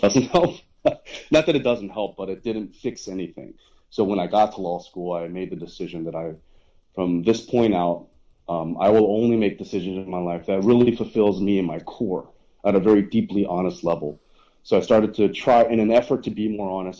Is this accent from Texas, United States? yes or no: yes; Dallas, Texas, United States; I was born in Dallas, Texas